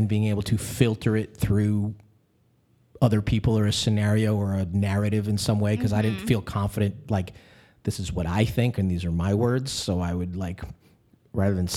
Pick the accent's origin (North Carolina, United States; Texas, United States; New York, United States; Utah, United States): New York, United States; moved away as an adult; now in Los Angeles, United States; I'm a New Yorker, but I've been in L.A. long enough